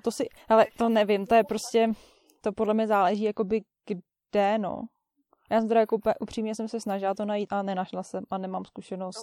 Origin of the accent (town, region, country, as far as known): Czechia; now in New Zealand